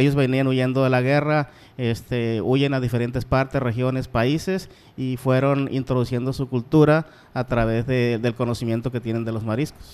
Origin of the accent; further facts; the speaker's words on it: Guamúchil, Sinaloa, Mexico; also born or lived in Culiacán; donde nacimos nosotros, que es en Guamuchil, Sinaloa